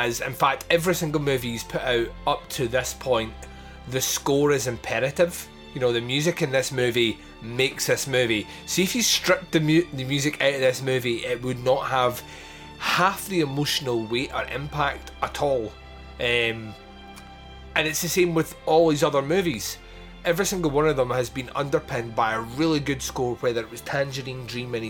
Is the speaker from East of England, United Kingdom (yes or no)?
no; Scotland, United Kingdom; when you grow up in Scotland in primary school, you do like historical projects on the Wars of Independence up here